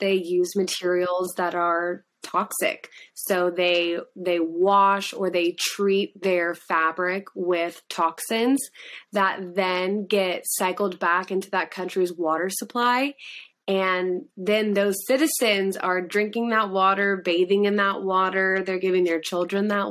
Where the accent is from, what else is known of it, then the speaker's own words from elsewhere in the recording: Australia; I'm Australian